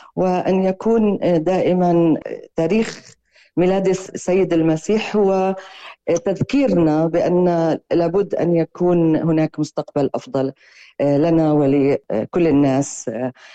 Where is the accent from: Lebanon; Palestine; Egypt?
Palestine